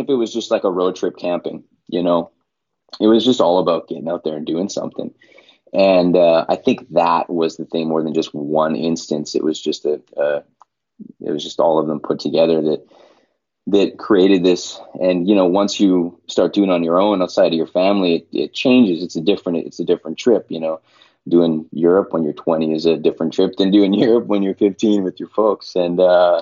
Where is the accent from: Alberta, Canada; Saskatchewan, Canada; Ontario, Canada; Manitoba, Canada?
Manitoba, Canada; Winnipeg; moved away; also born or lived in Portland; I'm from Winnipeg, Manitoba, and Winnipeg is in the prairies, completely like landlocked central Canada